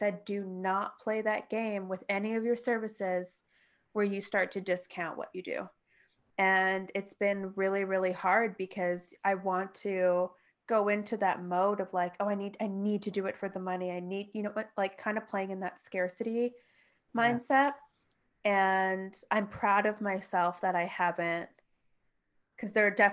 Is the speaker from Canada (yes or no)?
yes; Toronto, Ontario, Canada; moved away; I'm from Toronto